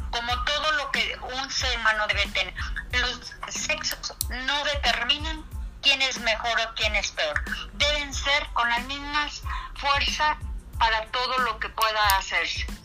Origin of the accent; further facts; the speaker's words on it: Mexico; dentro de nuestra idiosincrasia como mexicanos, esa es la cultura que traemos, el machismo y el patriarcado